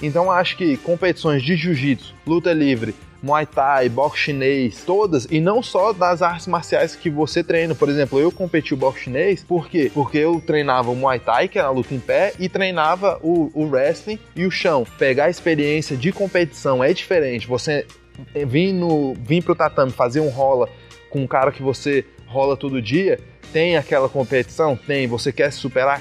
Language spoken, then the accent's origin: Portuguese; Brazil; first language Portuguese; also born or lived in United States; Quando eu mudei para o Brasil com seis anos, minha mãe tomou uma decisão de só conversar comigo em inglês.